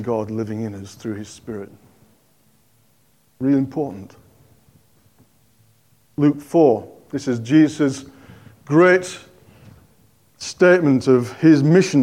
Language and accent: English; Yorkshire and the Humber, United Kingdom; now in Cockermouth, United Kingdom; I'm a Yorkshireman